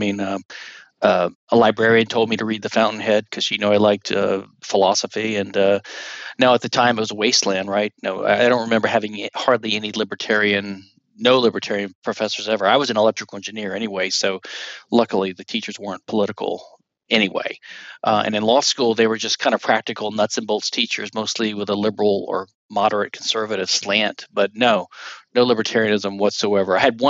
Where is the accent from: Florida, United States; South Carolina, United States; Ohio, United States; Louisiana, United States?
Louisiana, United States; now in Houston, United States; But I'm 53, and I'm from Louisiana originally, and I'm a lawyer in Houston now.